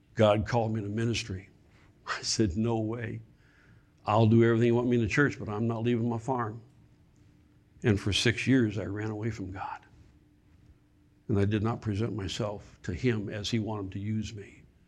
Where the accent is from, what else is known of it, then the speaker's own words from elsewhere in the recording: Michigan, United States; moved away; also born or lived in South Carolina; I, I'm from Michigan